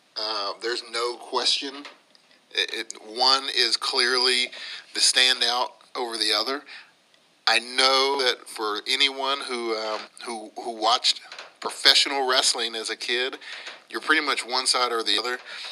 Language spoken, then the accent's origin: English; West Virginia, United States; You know, I come from West Virginia, where there's this little place called Huntington